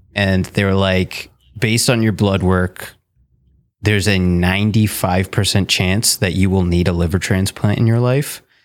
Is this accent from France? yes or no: no; Fonthill, Ontario, Canada; moved away as an adult; also born or lived in Toronto, Canada; now in Ottawa, Canada; I'm actually from Font Hill